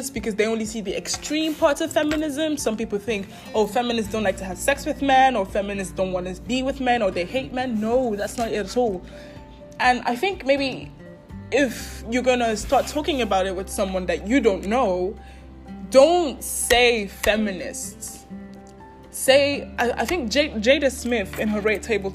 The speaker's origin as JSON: {"language": "English", "country": "Nigeria", "tie": "born or raised there", "moved": "yes", "said": "I would say I grew up in Nigeria. My parents are Nigerian, so even when we moved out of Nigeria, I still was raised in a very Nigerian way."}